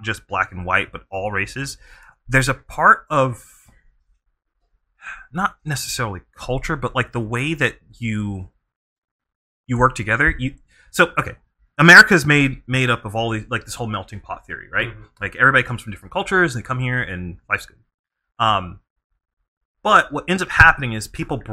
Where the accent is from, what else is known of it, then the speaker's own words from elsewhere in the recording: Bishopville, South Carolina, United States; I grew up in South Carolina, pretty racist state to be in, and I grew up in a very, like, southern-esque, like, city. It's called Bishopville, South Carolina.